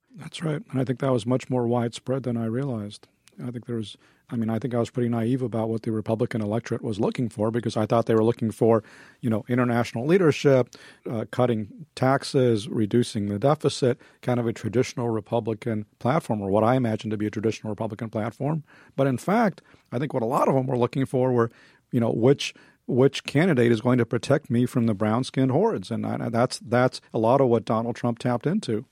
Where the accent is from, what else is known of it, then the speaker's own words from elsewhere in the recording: United States; also born or lived in Soviet Union; I and others were able to come here and, you know, I grew up and, and assimilated.